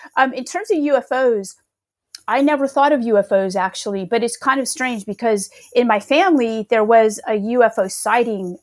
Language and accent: English; Northern California, United States; I grew up in California